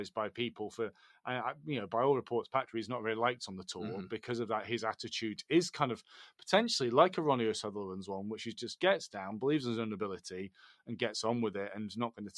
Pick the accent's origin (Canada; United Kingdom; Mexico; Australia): United Kingdom; us Brits